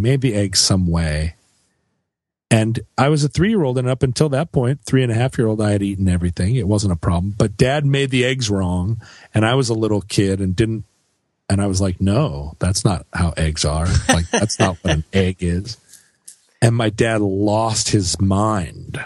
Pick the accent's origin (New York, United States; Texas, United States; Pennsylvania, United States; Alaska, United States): Alaska, United States; I grew up in Alaska.